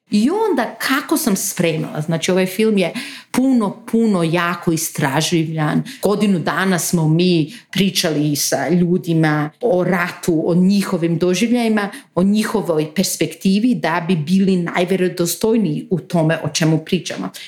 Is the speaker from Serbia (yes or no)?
no; North Macedonia; Znači ja nisam iz Bosne, iz Makedonije sam